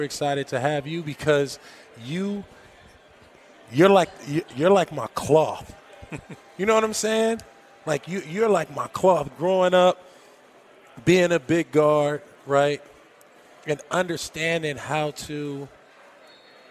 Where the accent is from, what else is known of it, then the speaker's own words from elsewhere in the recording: Los Angeles, California, United States; Growing up in Los Angeles, California, I got my first opportunity to really play at UCLA